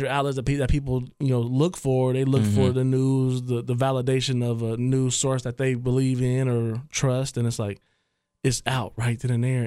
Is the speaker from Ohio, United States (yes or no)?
yes; Trotwood, Ohio, United States; also born or lived in Dayton, Ohio; now in Oakwood, United States; growing up in Troutwood